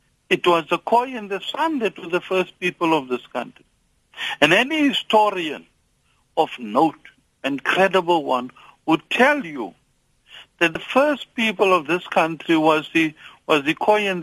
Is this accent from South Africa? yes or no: yes; South Africa; I was born in Kumha